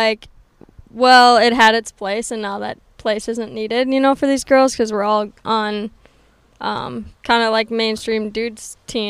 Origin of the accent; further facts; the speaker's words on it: Stillwater, Minnesota, United States; Yep, Stillwater, Minnesota.